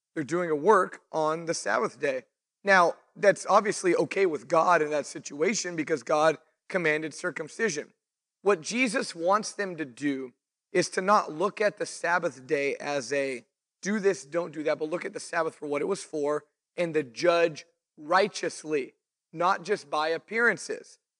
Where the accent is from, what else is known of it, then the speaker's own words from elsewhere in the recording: Fresno, California, United States; also born or lived in Clovis, California; now in Visalia, United States; I grew up in, I was born in Fresno. Um, we lived in Clovis for a later part of my childhood. Moved to Visalia in like two thousand and one